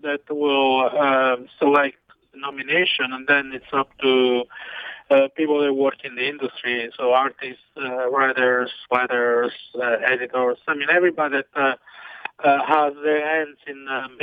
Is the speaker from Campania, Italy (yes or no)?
yes; Amalfi Coast, Naples area, Campania, Italy; moved away; growing up in Italy